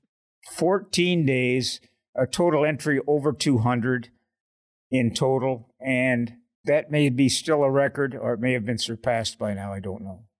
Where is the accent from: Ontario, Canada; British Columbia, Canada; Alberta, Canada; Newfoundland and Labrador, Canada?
Ontario, Canada; Oshawa; I grew up in Oshawa, Ontario, which is the General Motors big town in Canada